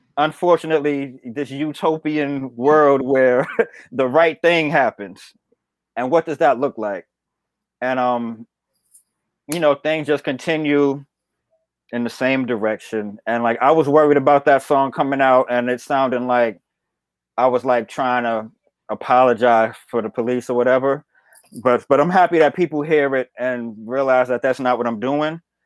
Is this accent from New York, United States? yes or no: yes; New York City, New York, United States; I'm from Bed Stuy